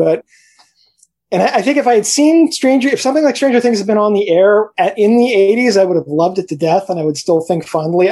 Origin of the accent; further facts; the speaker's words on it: New York City, New York, United States; I grew up in New York City